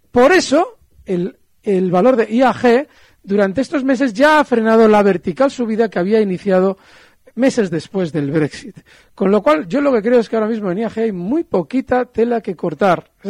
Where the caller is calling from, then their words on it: Bilbao, Basque Country, Spain; Buenos días … de Bilbao.